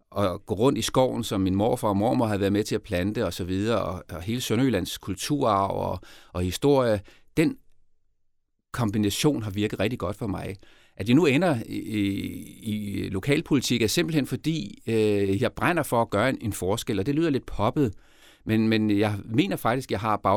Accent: Denmark; also born or lived in Côte d'Ivoire; fordi øh, jeg kom til Elfmenskysten jo med min opvækst i Danmark

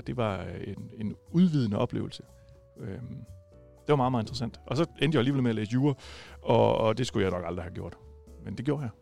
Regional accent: Viborg, Central Denmark Region, Denmark; now in Rødding, Denmark; jeg er ikke fra Rødding oprindeligt, jeg er oprindeligt fra Viborg

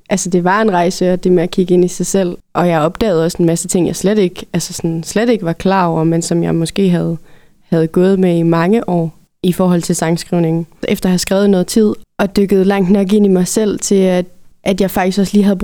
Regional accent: North Jutland, North Denmark Region, Denmark; also born or lived in Berlin; jeg som nordjyde havde gjort mig så meget

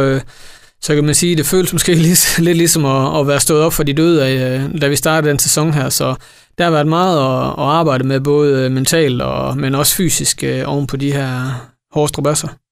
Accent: Esbjerg, Southern Denmark, Denmark; jeg er her fra Esbjerg, jeg er født og opvokset her

